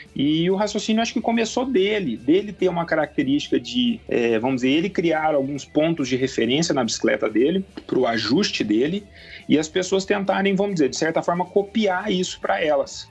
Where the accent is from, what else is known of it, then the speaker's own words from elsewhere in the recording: Poços de Caldas, Minas Gerais, Brazil; eu sou mineiro de Posto de Caldas, aqui divisa com o estado de São Paulo